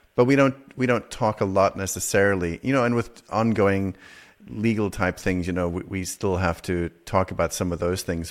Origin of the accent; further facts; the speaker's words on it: South Africa; growing up in South Africa